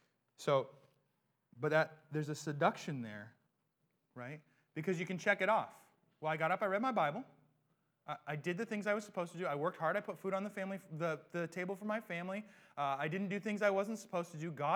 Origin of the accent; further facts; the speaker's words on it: United States; we have a sense of self-determination as Americans